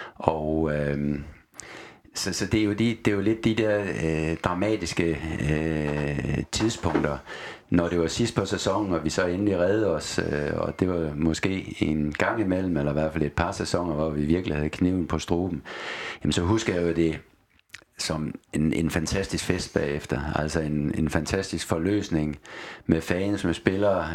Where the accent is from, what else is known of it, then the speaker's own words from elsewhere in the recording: Aalborg, North Denmark Region, Denmark; moved away; also born or lived in Odense / Austria; Min opvækst var i Aalborg